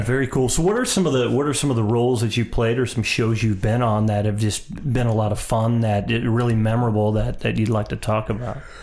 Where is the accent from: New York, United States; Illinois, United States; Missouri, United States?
Missouri, United States; St. Louis; I'm from a smaller area, I'm from Saint Louis